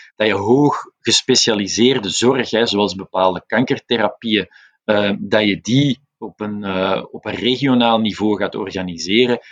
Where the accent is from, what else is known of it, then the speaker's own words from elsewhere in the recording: Flanders, Belgium; wij nu als, als Vlamingen